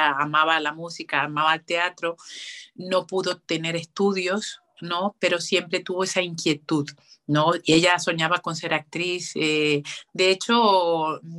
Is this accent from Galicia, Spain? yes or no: no; Canary Islands, Spain; now in Madrid, Spain; hice las pruebas para la Escuela Oficial de Turismo aquí en Madrid, entré y entonces, bueno, vine para Madrid desde Canarias a estudiar turismo.